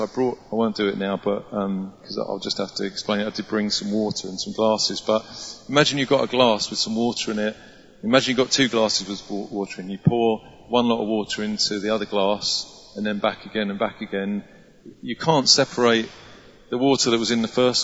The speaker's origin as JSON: {"language": "English", "region": "England", "country": "United Kingdom", "said": "we're so English"}